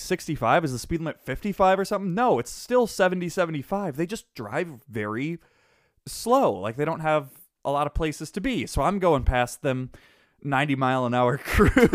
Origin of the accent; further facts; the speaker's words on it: Wisconsin, United States; I come from Wisconsin